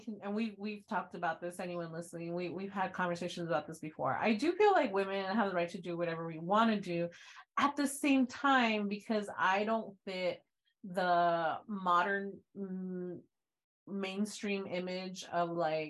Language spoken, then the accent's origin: English; Texas, United States; moved away as an adult; I'm from Texas